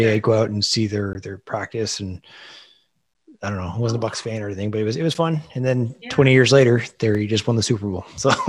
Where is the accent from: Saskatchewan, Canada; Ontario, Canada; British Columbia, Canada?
Ontario, Canada; Ottawa; also born or lived in Toronto / Tampa; I grew up in Ottawa. So I mean, I always seem to find my way back here. I did, after Toronto, I went to, it's been Tampa for about a year.